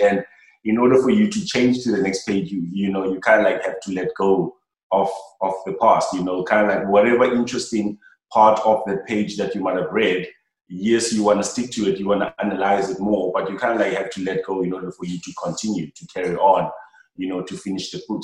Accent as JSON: {"language": "English", "town": "Cape Town", "region": "Western Cape", "country": "South Africa", "tie": "born or raised there", "said": "coming down to Langa, my, like my hometown"}